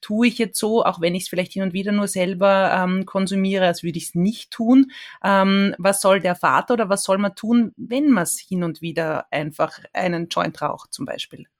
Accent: Austria; bei uns in Österreich

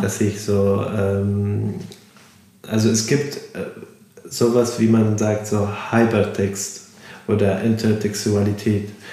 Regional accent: Damascus, Syria; German is a second language; moved away as an adult; also born or lived in Hamburg, Germany; now in Germany; ich komme aus Syrien

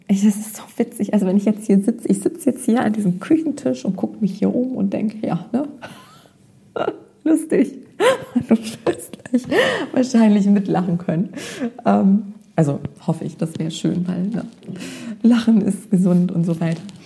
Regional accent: Germany; also born or lived in North Rhine-Westphalia; ich bin zwar in Nordrhein-Westfalen geboren, war da aber nur ein paar Monate und bin dann hier aufgewachsen in der Nähe von Bremen und habe mein Leben lang hier verbracht

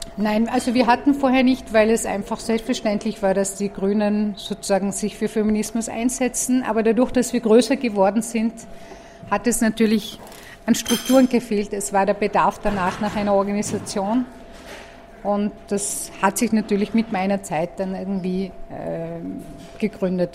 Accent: Tyrol, Austria; ich bin kurdischstämmig, bin in Tirol aufgewachsen

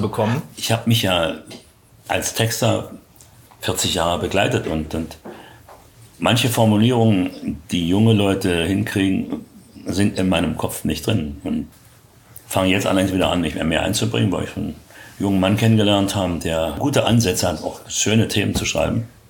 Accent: Berlin, Germany; moved away as an adult; Ich bin ja in Berlin geboren, hier groß geworden und bin mit 40 Jahren dann weggezogen

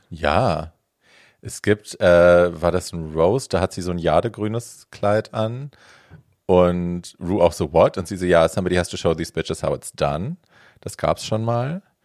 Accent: Hofheim am Taunus, Hesse, Germany; in der Fußgängerzone bei uns in Hofheim

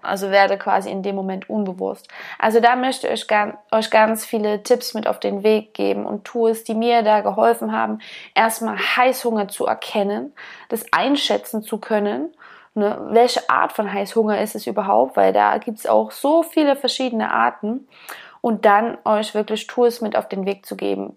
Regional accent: eastern Germany, Germany; Ich bin auf dem Dorf aufgewachsen und bin immer draußen rumgestromert, wie wir im Osten so schön sagen

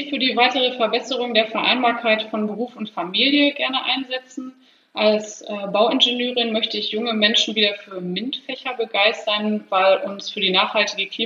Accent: Heiligenhaus, North Rhine-Westphalia, Germany; in meinem Heimatort in Heiligenhaus äh, gibt es unter anderem das Naturschutzgebiet Vogelsangbachtal.

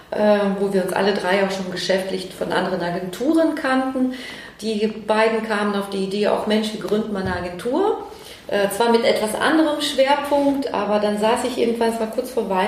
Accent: Cologne, North Rhine-Westphalia, Germany; damit wir auch hier in Köln, klar, es war hier auch meine, meine Zukunft äh, in Köln und in meiner Heimat

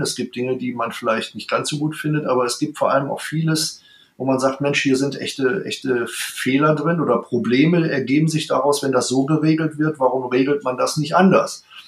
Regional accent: Mülheim an der Ruhr, North Rhine-Westphalia, Germany; moved away as an adult; also born or lived in Bonn; now in Berlin, Germany; wir stammen beide aus Mülheim an der Ruhr

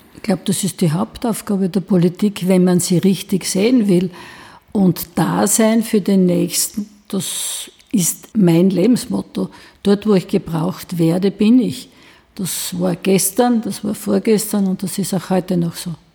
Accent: Weinitzen, Styria, Austria; bei uns in Weinitzen

